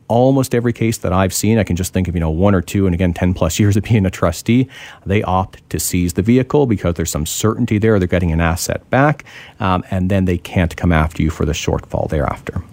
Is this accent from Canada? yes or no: yes; Ontario, Canada; now in British Columbia, Canada; I'm originally from Ontario, so I can speak to Ontario